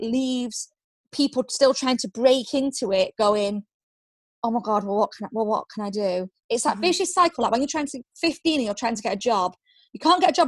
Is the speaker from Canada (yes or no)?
no; Manchester, North West England, United Kingdom; I'm really proud that I'm from Manchester